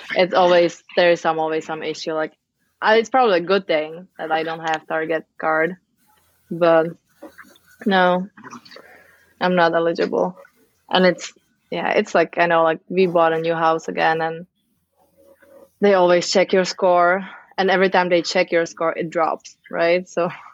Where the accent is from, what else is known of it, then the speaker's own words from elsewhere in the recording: Czechia; moved away as an adult; also born or lived in Amsterdam, Netherlands; now in United States; I am from the Czech Republic. I moved to the US when I was 21 as a living nanny